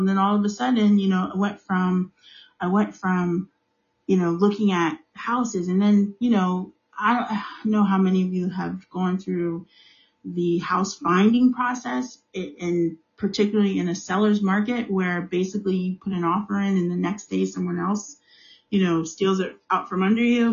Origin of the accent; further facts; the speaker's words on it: United States; I'm African American. I live in the United States.